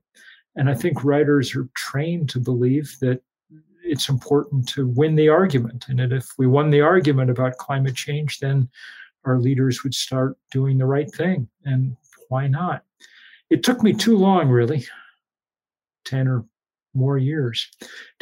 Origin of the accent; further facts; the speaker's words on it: New England, United States; I grew up in New England mostly